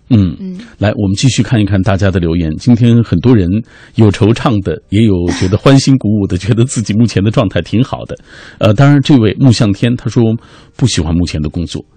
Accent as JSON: {"language": "Chinese", "region": "Xinjiang", "country": "China", "tie": "born or raised there", "moved": "as an adult", "lives_now": "Beijing, China", "said": "我从故乡新疆来到北京，啊，啊。就是因为我二十六岁之前一直在做汽车修理工"}